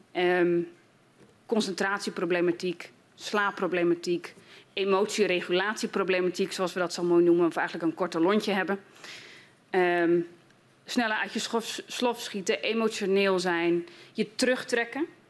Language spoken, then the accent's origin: Dutch; Groningen, Netherlands; als Groningse en als geestelijk verzorger